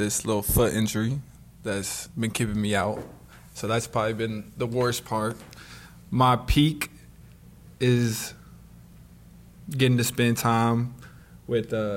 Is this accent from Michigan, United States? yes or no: no; Oregon City, Oregon, United States; also born or lived in West Linn, Oregon; I grew up in Oregon, in a small town called Oregon City, and eventually I moved to a town called Westland when I got to like middle school